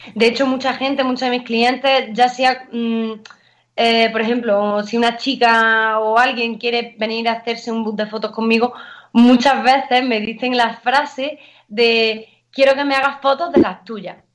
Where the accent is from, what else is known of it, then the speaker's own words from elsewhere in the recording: Valle de los Pedroches, northern Córdoba, Andalusia, Spain; soy del norte de Córdoba, de la zona de los Pedroches, del Valle de los Pedroches